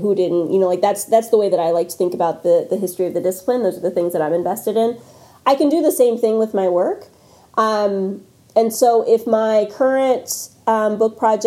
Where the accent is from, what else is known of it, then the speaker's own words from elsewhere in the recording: North Carolina, United States; I'm also from North Carolina, and the part of the state that I am from is very basketball obsessed.